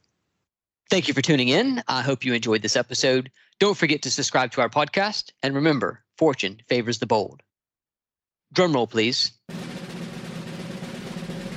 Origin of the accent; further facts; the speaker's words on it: Savannah, Georgia, United States; I grew up in Savannah, Georgia